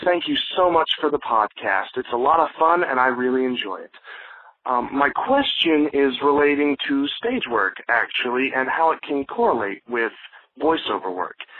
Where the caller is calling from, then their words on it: Midway, Georgia, United States; I'm calling from Midway, Georgia.